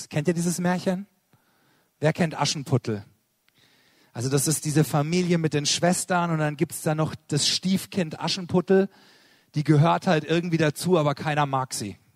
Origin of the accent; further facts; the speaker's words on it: Karlsruhe, Baden-Württemberg, Germany; Ich komme aus Karlsruhe